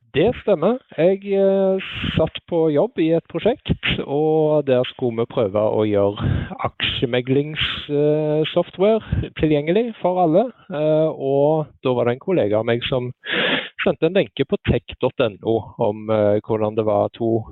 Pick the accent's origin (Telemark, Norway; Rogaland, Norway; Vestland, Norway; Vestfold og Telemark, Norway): Rogaland, Norway; Sandnes; moved away as an adult; now in Oslo, Norway; Jeg er eh, født og oppvokst på Lura, som er rett med Forusletta på Sandnes